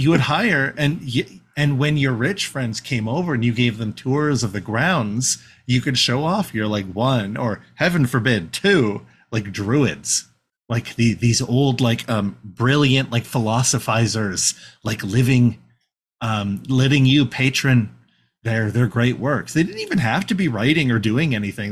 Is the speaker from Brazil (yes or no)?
no; Canada; We're white presenting Canadians